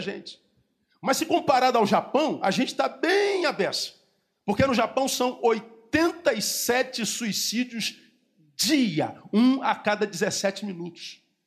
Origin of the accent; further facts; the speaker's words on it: Rio de Janeiro, Brazil; Eu, eu sou da cidade do Rio de Janeiro, eu moro num bairro chamado Recreio